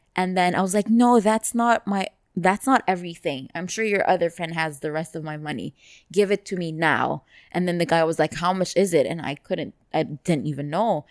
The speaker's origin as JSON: {"language": "English", "region": "Dubai", "country": "United Arab Emirates", "tie": "born or raised there", "said": "I grew up here"}